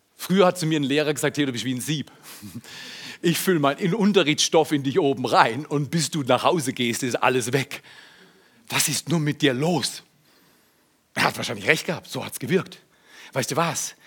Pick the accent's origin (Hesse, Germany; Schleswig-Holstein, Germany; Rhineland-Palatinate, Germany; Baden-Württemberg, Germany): Baden-Württemberg, Germany; Freiburg; in meinem Ursprungshaus in Freiburg, wo ich aufgewachsen bin